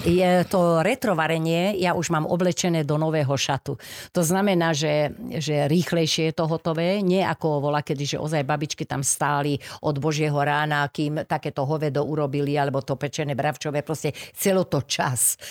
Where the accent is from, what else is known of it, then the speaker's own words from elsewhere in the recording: Bratislava, Bratislava Region, Slovakia; narodila som sa podunajských biskupiciach